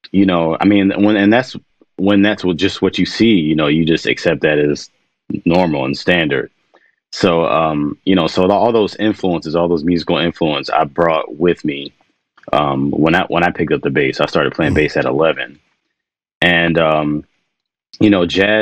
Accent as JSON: {"language": "English", "town": "Washington", "region": "District of Columbia", "country": "United States", "tie": "born or raised there", "said": "I grew up in Washington, D.C."}